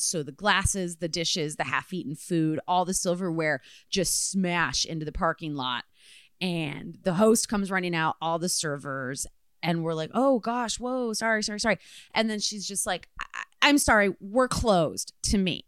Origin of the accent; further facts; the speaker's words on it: Midwest, United States; moved away; I am from the Midwest